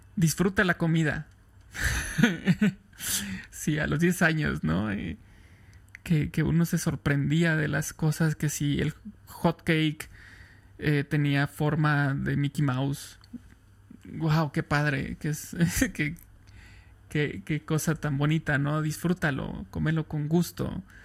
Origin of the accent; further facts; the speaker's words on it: Irapuato, Guanajuato, Mexico; also born or lived in Tampico; Soy de Irapuato, Guanajuato, en el centro de México